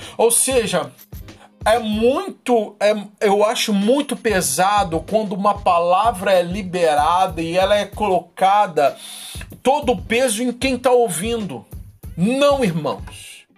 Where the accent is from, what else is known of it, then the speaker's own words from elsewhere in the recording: Brazil; eu sou brasileiro